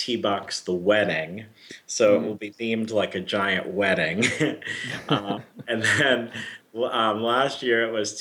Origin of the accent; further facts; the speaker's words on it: Florida, United States; moved away as an adult; now in Chicago, United States; I'm from Florida, and I worked for the Miami office